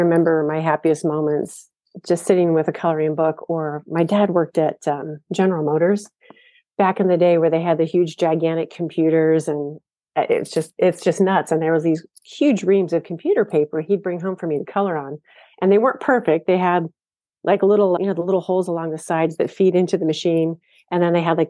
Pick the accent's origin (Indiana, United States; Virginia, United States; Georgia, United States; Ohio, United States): Ohio, United States; I grew up in Ohio, so this was about an hour and a half from where I lived.